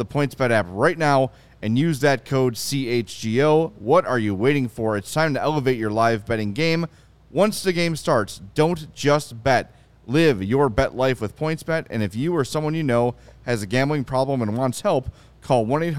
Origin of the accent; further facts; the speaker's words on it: Oak Lawn, Illinois, United States; I grew up in Oak Lawn. Almost everybody in my high school was white. Grade school, 100% white, right?